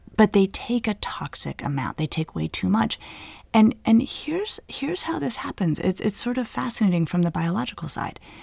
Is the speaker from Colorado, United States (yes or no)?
yes; Colorado, United States; moved away; I grew up in Colorado where certainly people around me were smoking marijuana when we were in high school